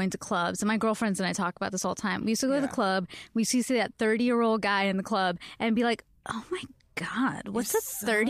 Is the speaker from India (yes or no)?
yes; India; I mean, I know as an Indian, too, we have to be very respectful of elders, especially.